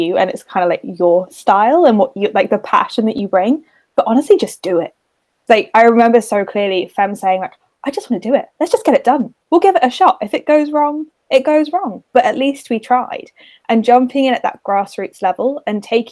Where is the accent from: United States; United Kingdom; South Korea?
United Kingdom; being British